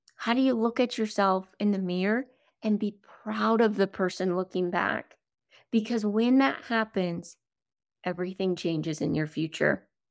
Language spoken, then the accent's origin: English; South Dakota, United States; I grew up in South Dakota